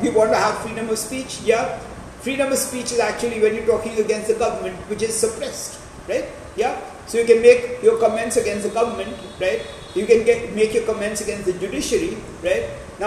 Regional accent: India

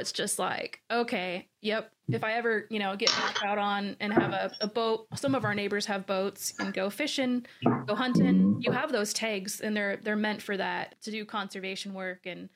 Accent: Washington, United States; The reason why I'm from Washington State is because my grandfather

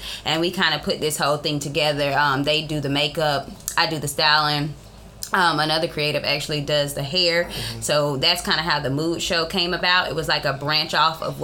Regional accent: Columbus, Georgia, United States; also born or lived in Morrow, Georgia; I was born in Morrow, Georgia, but I have been in Columbus my whole life

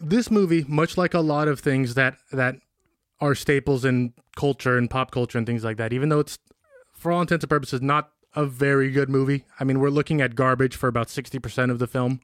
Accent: Benicia, California, United States; growing up in Benicia

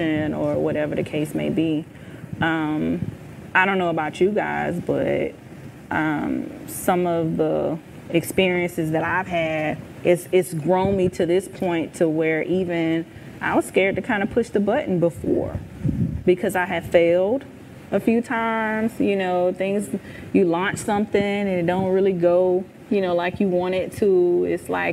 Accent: Charleston, Missouri, United States; now in Jacksonville, United States; I'm originally from Charleston, Missouri, a little small town in farm town, 5,000 people

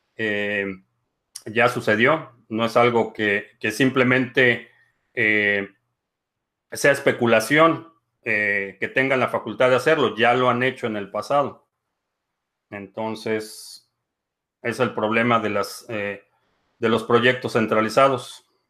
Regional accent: Mexico; como mexicanos

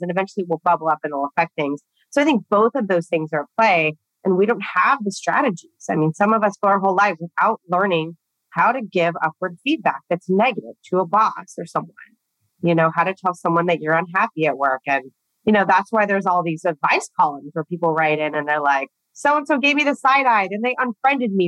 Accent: Southern California, United States; I grew up in Southern California

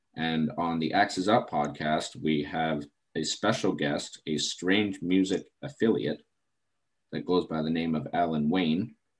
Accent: Terrace, British Columbia, Canada; my hometown of Terrace, BC

